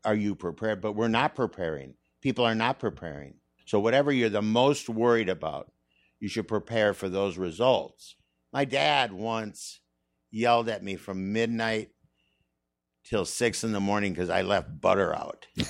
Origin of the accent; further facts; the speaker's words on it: Saint Paul, Minnesota, United States; moved away; I'm from Minnesota